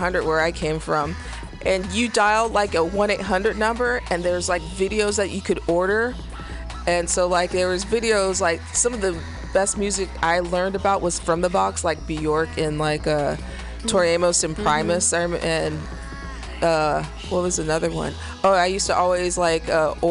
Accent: Missouri, United States; I'm from Missouri

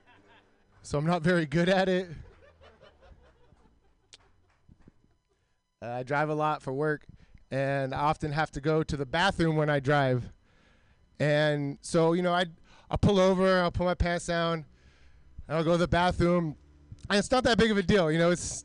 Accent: Milpitas, California, United States; I'm from Milpitas

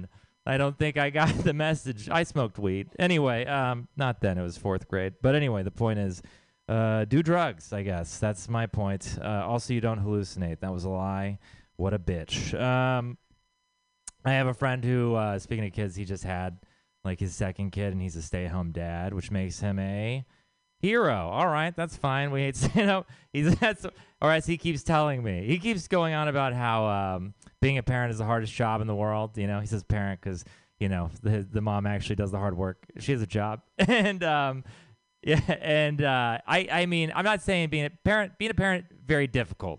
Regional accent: Texas, United States; now in San Francisco, United States; I am from Texas

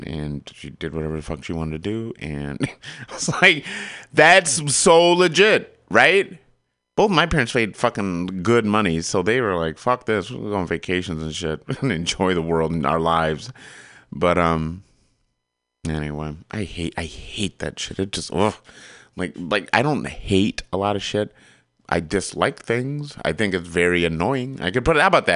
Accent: Michigan, United States; I grew up in Michigan

